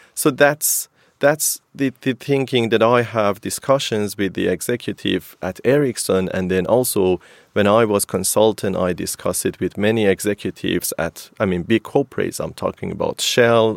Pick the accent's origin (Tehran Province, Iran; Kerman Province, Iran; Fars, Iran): Kerman Province, Iran; Kerman; moved away as an adult; also born or lived in Sweden / Portugal; i'm coming from a sort of city of pistachio in iran so almost all the pistachio is coming from kerman the city that i am originally from and then i moved to sweden in 2007 to study at kth